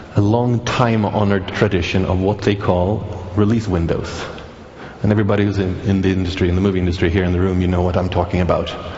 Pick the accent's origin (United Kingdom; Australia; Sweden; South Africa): Sweden; I'm from Sweden, the country that did bring you Pirate Bay